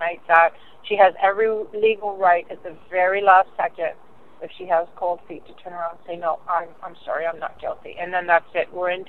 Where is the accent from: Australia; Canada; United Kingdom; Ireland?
United Kingdom; London; because a lot of these people are out of town, and I'm from London, right?